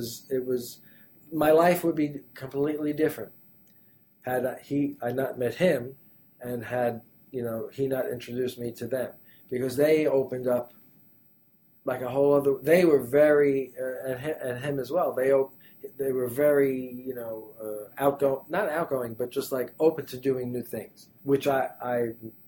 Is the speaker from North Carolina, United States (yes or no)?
no; New York City, New York, United States; also born or lived in Manhattan; I grew up in Brooklyn